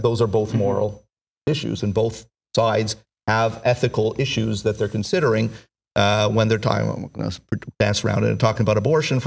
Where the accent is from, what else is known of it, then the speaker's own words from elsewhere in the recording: United States; as a Jewish person as well, right, as an American